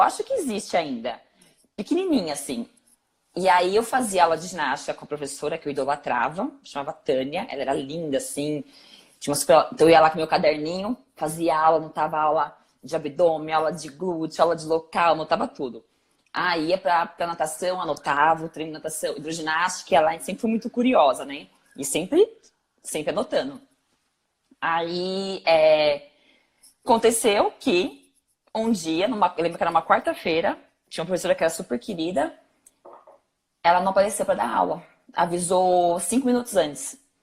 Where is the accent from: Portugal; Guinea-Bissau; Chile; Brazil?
Brazil; São Paulo; Eu vim da ZL